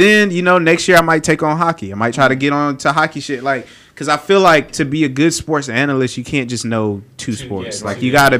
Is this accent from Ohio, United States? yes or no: no; Zebulon, North Carolina, United States; I'm from Zebulon.